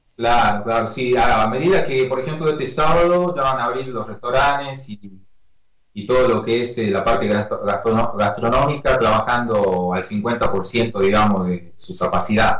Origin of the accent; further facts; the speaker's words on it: Perico, Jujuy, Argentina; now in San Salvador de Jujuy, Argentina; soy de Perico, que es una localidad que queda acá a 30 kilómetros.